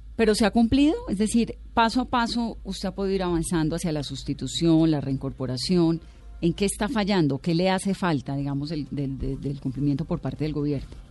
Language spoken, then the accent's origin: Spanish; Colombia; como colombiano y como periodista